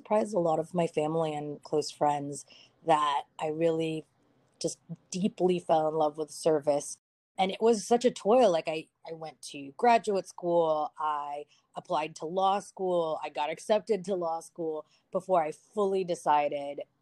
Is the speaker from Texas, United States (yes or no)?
yes; Dallas, Texas, United States; also born or lived in Philippines; now in Austin, United States; I was originally born in the Philippines. And then my mom, very common in the Filipino culture, is for women to get recruited into nursing programs into the United States. And so my mom got recruited into a nursing program at the Baylor Medical Center in Dallas. That's where I grew up.